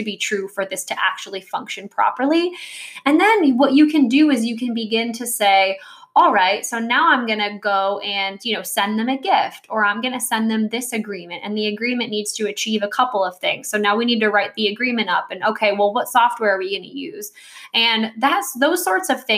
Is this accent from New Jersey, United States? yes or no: yes; New Jersey, United States; I grew up in New Jersey